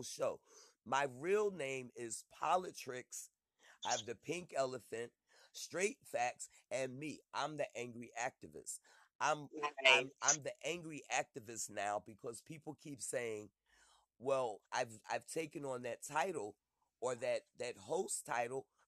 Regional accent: Philadelphia, Pennsylvania, United States; I'm from Philly.

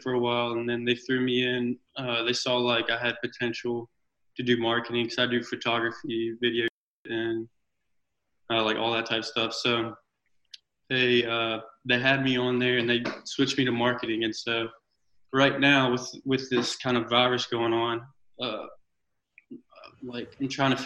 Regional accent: North Carolina, United States; from North Carolina.

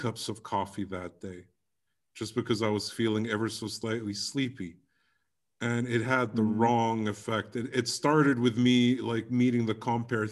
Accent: Egypt; moved away; I did a one-night gig here in my hometown in 2004

